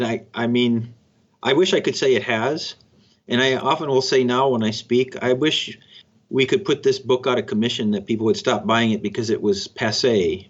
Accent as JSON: {"language": "English", "town": "Cokato", "region": "Minnesota", "country": "United States", "tie": "born or raised there", "also_born_or_lived": "Chicago", "moved": "as an adult", "said": "growing up in Cokato, Minnesota, population 1,700 people, right? Where everybody was Scandinavian."}